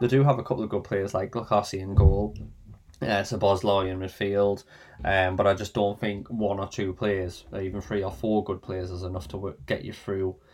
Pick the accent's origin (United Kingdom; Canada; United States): United Kingdom; England; hope for, really. Being English, yeah, definitely.